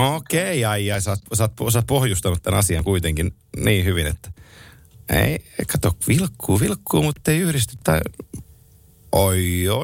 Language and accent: Finnish; Oulu, North Ostrobothnia, Finland; mä oon Oulusta kotosi